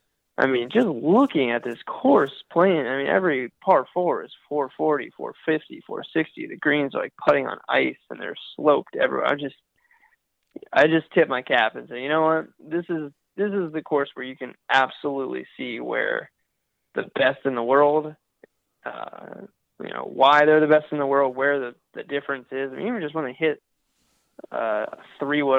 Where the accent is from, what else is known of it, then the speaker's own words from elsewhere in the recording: Columbus, Ohio, United States; moved away; I grew up in Columbus, Ohio